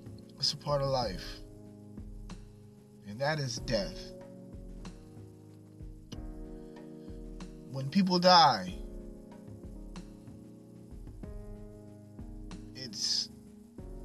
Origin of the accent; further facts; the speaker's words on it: Long Beach, California, United States; I'm from Long Beach